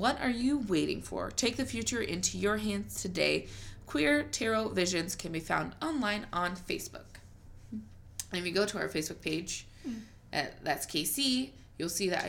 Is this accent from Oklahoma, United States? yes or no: no; Missouri, United States; I'm from Missouri